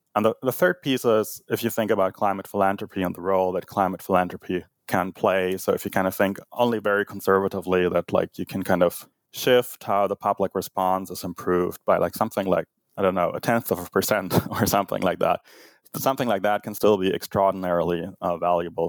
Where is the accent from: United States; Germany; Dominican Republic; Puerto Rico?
Germany; moved away; growing up in Germany